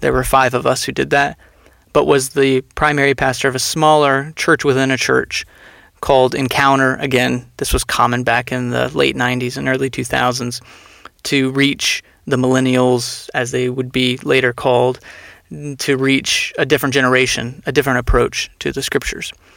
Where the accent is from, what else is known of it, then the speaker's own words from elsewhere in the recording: Texas, United States; moved away; also born or lived in Philadelphia area / Phoenix, Arizona; growing up in Texas, we were Southern Baptist for much of my upbringing